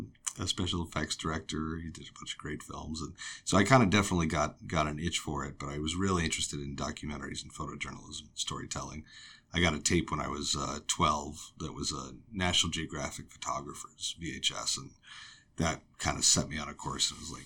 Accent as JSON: {"language": "English", "town": "Los Angeles", "region": "California", "country": "United States", "tie": "born or raised there", "said": "I grew up in L.A."}